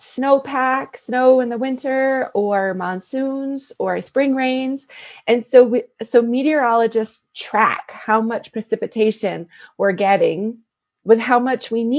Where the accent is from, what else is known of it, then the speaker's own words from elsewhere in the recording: Connecticut, United States; now in New Mexico, United States; I grew up in Connecticut, and that's where my mom still lives